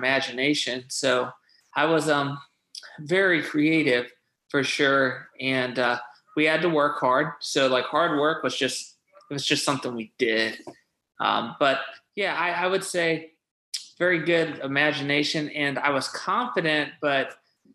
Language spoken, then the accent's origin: English; Cheyenne, Wyoming, United States; I'm actually from Cheyenne, Wyoming. So I was born out there, and we lived on a chicken farm.